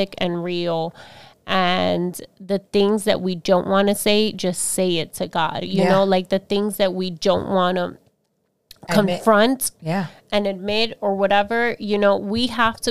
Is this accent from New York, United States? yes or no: no; Florida, United States; I grew up in Florida